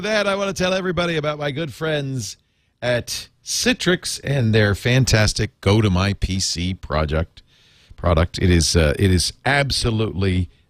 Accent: Canada; now in Las Vegas, United States; So, but I'm Canadian. I'm a Canadian citizen. It's legal for me to play poker in Canada, in my home in Canada.

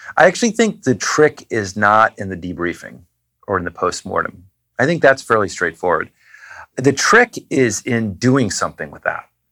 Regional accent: New Hampshire, United States; I grew up in New Hampshire

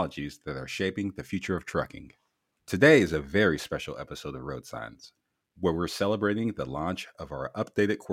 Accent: Canton, Ohio, United States; my hometown of Canton, Ohio

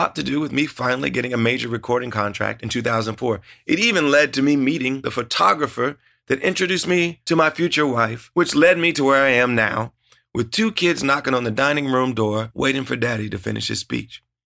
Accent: Ohio, United States; Growing up in Ohio, music was always at the heart of our family

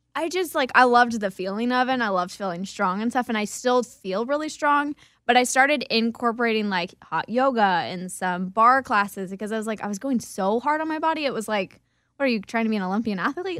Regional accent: Kansas, United States; I grew up in Kansas

